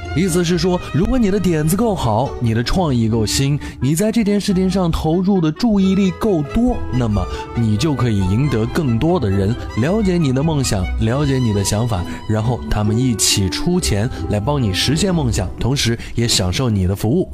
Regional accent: China; 在我们中国人的生活当中更加的近似

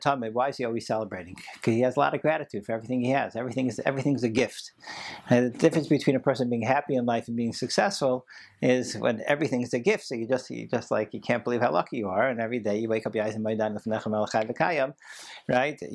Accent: Baltimore, Maryland, United States; growing up in Baltimore and going to JCC 5 out of 7 days a week to play basketball

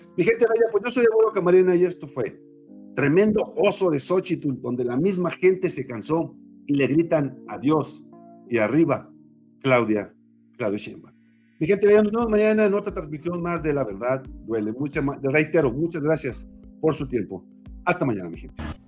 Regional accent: León, Guanajuato, Mexico; soy de León, Guanajuato

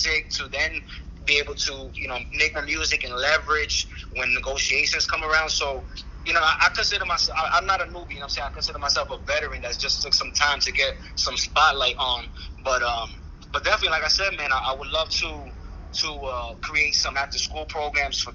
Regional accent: Holyoke, Massachusetts, United States; I was born and raised in Massachusetts

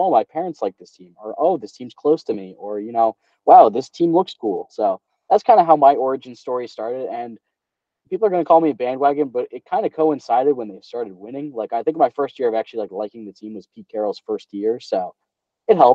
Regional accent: New Jersey, United States; So yeah, I'm from New Jersey, not from Seattle.

